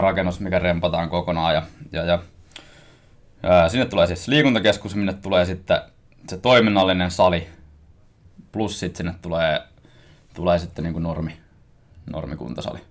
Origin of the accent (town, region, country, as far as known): Koski, Finland; born or raised there; now in Helsinki, Finland